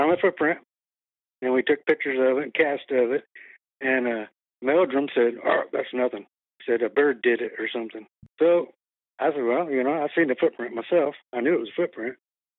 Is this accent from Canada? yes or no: no; Texas, United States; We're from Texas. Grew up down there chasing critters.